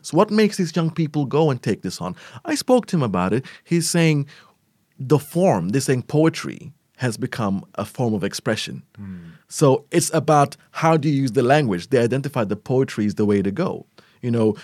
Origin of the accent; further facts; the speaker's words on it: Melbourne, Victoria, Australia; moved away as an adult; also born or lived in Eritrea; now in Abu Dhabi, United Arab Emirates; I was born in Abu Dhabi. I lived here till I was nine, and then I spent twenty years in Melbourne